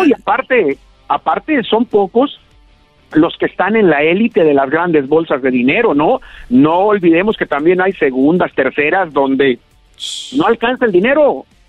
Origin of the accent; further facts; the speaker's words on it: Moyahua, Zacatecas, Mexico; now in Guadalajara, Mexico; Yo nací muy cerca de Guadalajara, en un ranchito de menos de mil habitantes que se llama Santa Rosa, pero que es municipio de Moyagua, Zacatecas.